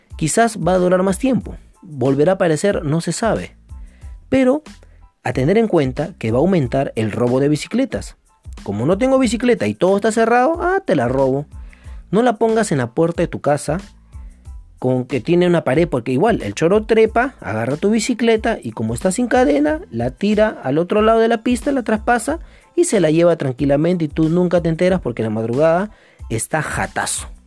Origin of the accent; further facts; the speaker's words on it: Lima, Peru; also born or lived in San Martín de Porres, Lima; Yo desde que nací vivo en Lima Norte, antes vivía viví en Comas, ahora vivo en San Martín de Porres.